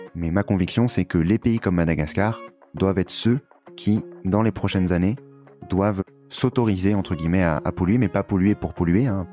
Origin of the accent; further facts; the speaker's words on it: France; on était euh, privilégié en France